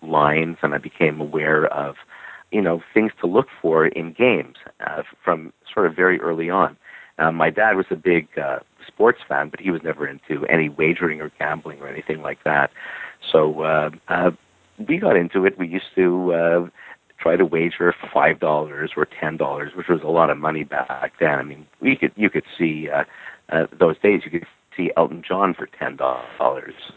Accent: Montreal, Quebec, Canada; I'm from Montreal, Quebec, Canada, and I'm born, raised, and lived here pretty much all my life

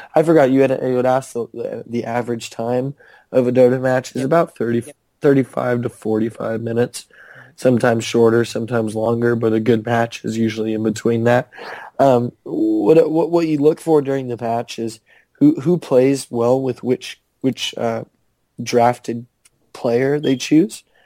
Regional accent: Canada; I'm from Canada

